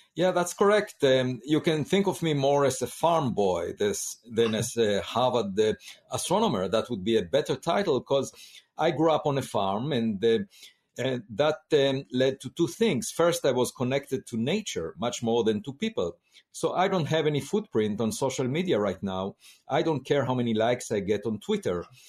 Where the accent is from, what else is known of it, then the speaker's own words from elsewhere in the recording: Israel; moved away as an adult; I grew up in Israel